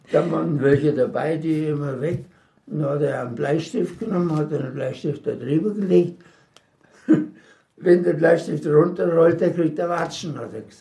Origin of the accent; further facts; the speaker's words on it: Czechia; born there; Geboren bin ich im Sudetenland, das ist praktisch die Tschechei